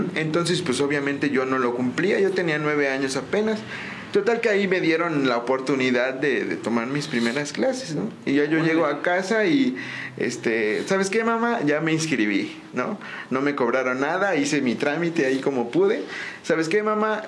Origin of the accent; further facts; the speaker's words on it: San Juan del Río, Querétaro, Mexico; Yo soy totalmente originario de aquí de San Juan del Río. Este, yo nazco en Querétaro, pero pues nada más fui a nacer allá.